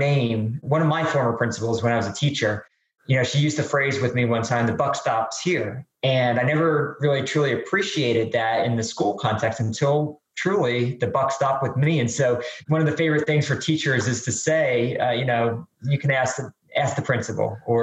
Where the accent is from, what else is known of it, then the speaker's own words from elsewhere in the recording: New Jersey, United States; moved away as an adult; also born or lived in North Carolina / Atlanta, Georgia; born and raised in New Jersey